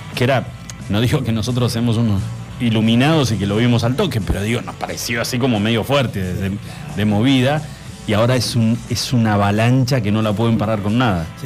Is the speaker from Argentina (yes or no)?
yes; Argentina